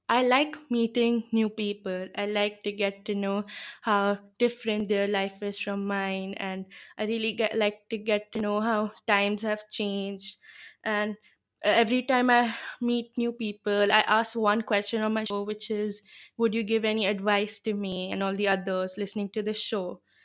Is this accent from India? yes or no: yes; Gurgaon, Haryana, India; first language Bengali; English is a second language; I'm from Gurgaon, which is in the north of India